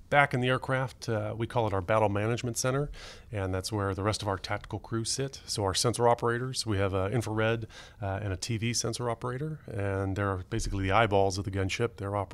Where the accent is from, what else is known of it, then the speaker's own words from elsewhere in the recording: California, United States; I grew up in the San Francisco Bay Area and just going to watch airplanes with my dad. There's a lot of good airports to go, plane spotting out there between San Francisco and Oakland